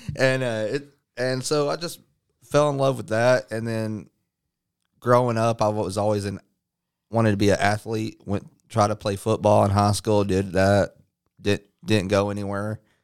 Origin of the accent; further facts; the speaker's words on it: Midlothian, Texas, United States; also born or lived in Dallas, Texas / Lancaster, Texas / Waxahachie, Texas; we moved to Midlothian, Texas before it blew up, and I basically lived in between Midlothian and Waxahachie basically all my life